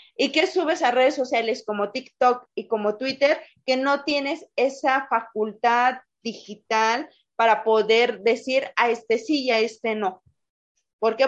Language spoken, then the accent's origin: Spanish; Pachuca, Hidalgo, Mexico; soy orgullosamente hidalguense, pachuqueña de acá de donde el aire nos lleva